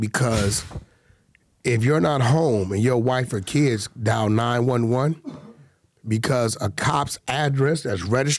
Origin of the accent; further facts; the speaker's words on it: United States; I'm American, bro.